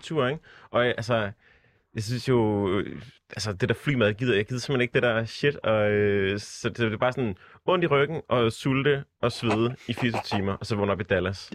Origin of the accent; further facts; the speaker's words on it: Southern Jutland, Southern Denmark, Denmark; jeg er fra Sønderjylland